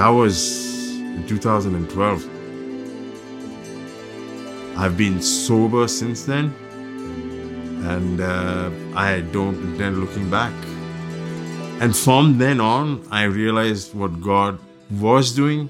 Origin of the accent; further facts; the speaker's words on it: Dubai, United Arab Emirates; moved away; I grew up in the Middle East, Dubai specifically.